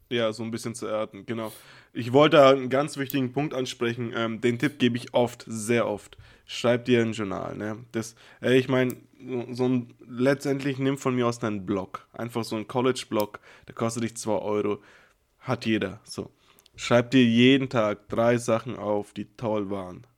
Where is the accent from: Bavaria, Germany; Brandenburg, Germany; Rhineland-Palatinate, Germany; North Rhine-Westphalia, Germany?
Bavaria, Germany; Nuremberg area; moved away as an adult; bin ich ja weggezogen aus der Region, wo ich aufgewachsen bin. Das heißt, ein großer Teil meiner Freunde, mit denen ich glücklicherweise immer noch sehr gut befreundet bin, ist noch in, also im Raum Nürnberg